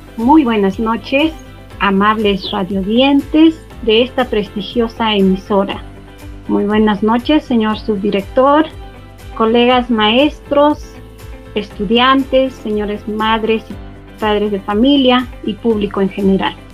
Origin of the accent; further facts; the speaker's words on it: Peru; Como todo peruano, nos caracterizamos por ser creativos, emprendedores